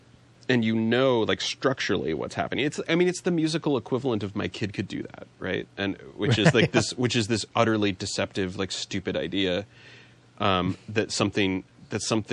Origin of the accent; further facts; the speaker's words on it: Riverside, California, United States; I grew up in Riverside, California